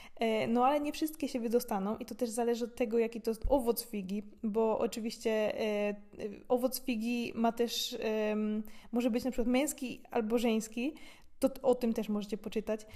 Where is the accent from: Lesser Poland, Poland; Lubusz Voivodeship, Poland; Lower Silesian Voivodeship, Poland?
Lubusz Voivodeship, Poland; Gorzów Wielkopolski; moved away as an adult; now in Austria; u mnie w Gorzowie są takie duże górki, jedna z blisko szpitala koło Kastoramy